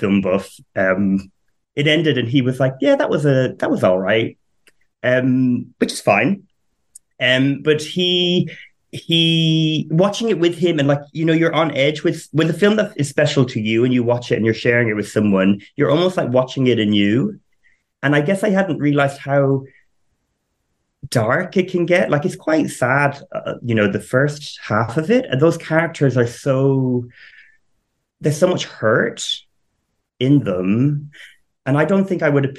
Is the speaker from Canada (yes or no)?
no; Ireland; now in United Kingdom; So I am Irish, but live in the UK. I grew up on a farm